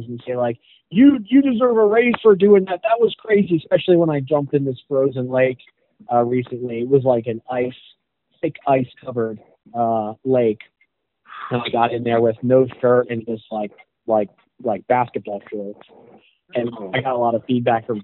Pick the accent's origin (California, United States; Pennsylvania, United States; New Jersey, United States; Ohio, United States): Pennsylvania, United States; Pittsburgh; moved away; the Pittsburgh market, which is my hometown